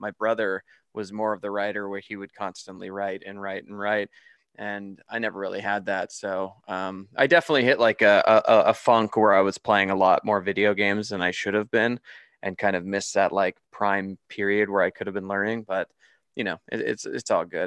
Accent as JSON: {"language": "English", "country": "Canada", "also_born_or_lived": "Toronto, Canada", "moved": "as an adult", "lives_now": "Las Vegas, United States", "said": "I'm originally from Canada, and I live in Las Vegas now"}